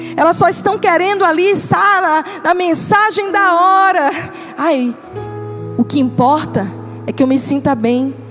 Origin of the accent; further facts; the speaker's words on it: Northeast Region, Brazil; A gente é nordestino, vamos lá, a gente gosta de farinha